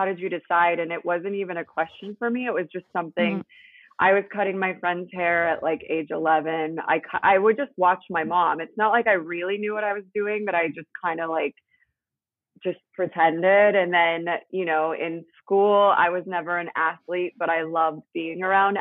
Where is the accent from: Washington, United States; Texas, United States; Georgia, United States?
Washington, United States; Seattle; moved away as an adult; also born or lived in Salt Lake City, Utah / Italy; now in Los Angeles, United States; I grew up in Seattle, kind of in like a suburb farm town kind of vibe